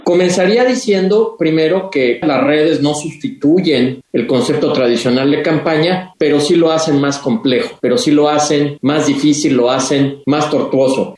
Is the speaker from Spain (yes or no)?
no; Mexico; en mi país, en México